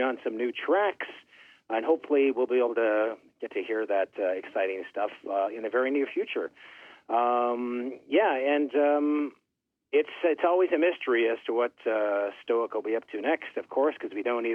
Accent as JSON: {"language": "English", "town": "Thunder Bay", "region": "Ontario", "country": "Canada", "tie": "born or raised there", "said": "I grew up in Thunder Bay, which is like at the top of Lake Superior."}